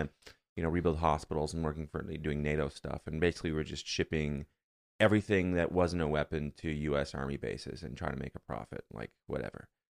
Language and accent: English; Canada; moved away as an adult; now in United States